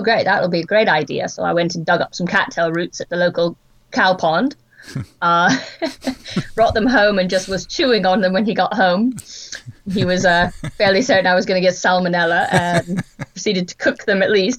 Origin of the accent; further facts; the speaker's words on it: Wyoming, United States; I was born in Wyoming in the United States, and I grew up in a place that has rather vast tracts of wilderness and very minimally populated areas.